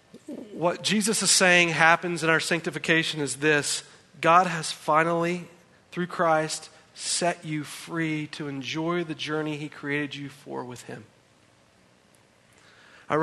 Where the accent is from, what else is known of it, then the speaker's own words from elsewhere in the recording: United States; as American citizens